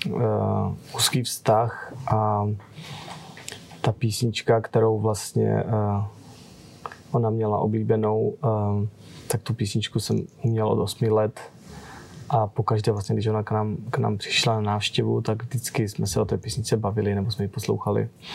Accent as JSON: {"language": "Czech", "town": "Nový Jičín", "region": "Moravian-Silesian Region", "country": "Czechia", "tie": "born or raised there", "moved": "as an adult", "lives_now": "United States", "said": "jsem stále v kontaktu s mojí, s mojí rodinou tady z, z Nového Jičína"}